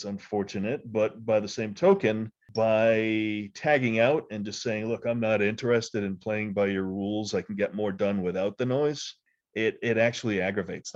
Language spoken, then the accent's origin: English; United States; As an American